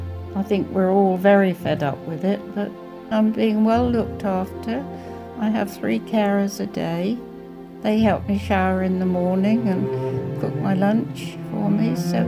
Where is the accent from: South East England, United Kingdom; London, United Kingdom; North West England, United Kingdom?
South East England, United Kingdom; Southampton; born there; so I'm 83. I was born in Southampton. My husband was a teacher, so we moved around quite a lot, but we've been here 47 years.